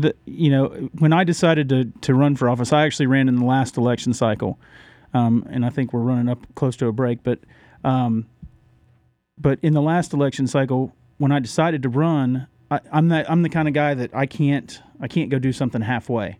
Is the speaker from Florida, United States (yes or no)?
yes; Orlando, Florida, United States; moved away as an adult; also born or lived in Randleman, North Carolina / Huntersville, North Carolina; now in Mooresville, United States; born and raised in Orlando